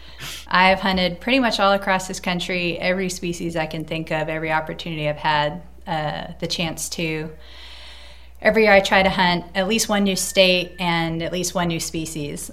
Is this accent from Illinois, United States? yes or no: no; Cape Cod, Massachusetts, United States; moved away as an adult; also born or lived in New York City / Colorado; I'm originally from New England, from Cape Cod, and uh, I grew up fishing, clamming, camping uh, with my family all over New England